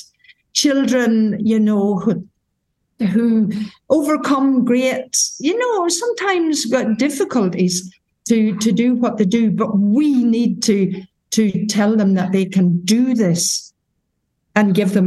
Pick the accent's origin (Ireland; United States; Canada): Ireland; moved away as an adult; also born or lived in Gibraltar; I came from Ireland, a little parish in Ireland.